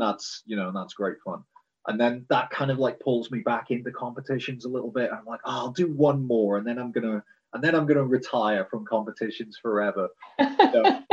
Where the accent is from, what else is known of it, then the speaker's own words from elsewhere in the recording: United Kingdom; I'm I'm British